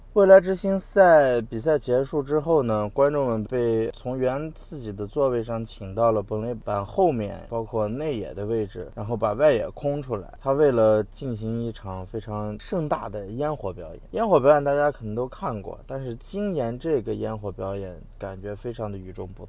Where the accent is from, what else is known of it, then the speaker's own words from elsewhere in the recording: China; 我们中国人